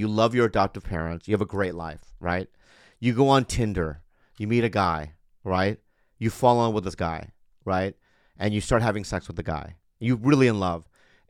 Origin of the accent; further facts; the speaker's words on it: Poway, California, United States; I'm from Poway.